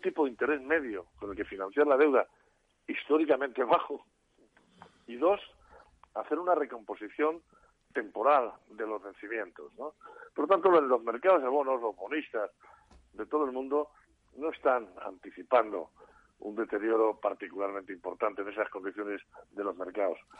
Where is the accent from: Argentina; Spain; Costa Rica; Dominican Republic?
Spain; mi país